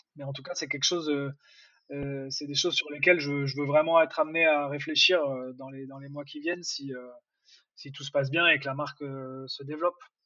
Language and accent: French; Nantes, Pays de la Loire, France; moved away; vu que moi je suis nantais